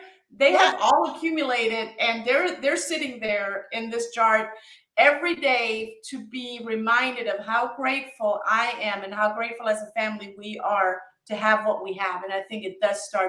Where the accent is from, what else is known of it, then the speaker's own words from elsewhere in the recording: Germany; moved away; I grew up in Germany